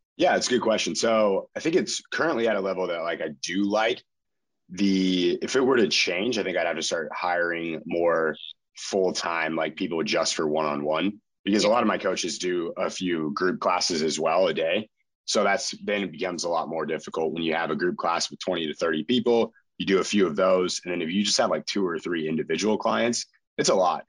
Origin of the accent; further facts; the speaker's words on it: Chico, California, United States; also born or lived in Utah; I moved back to my hometown of Chico.